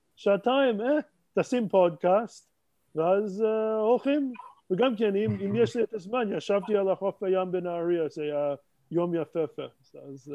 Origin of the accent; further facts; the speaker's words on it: Montreal, Quebec, Canada; Hebrew is a second language; moved away as an adult; now in Jerusalem, Israel; נולדתי במונטריאל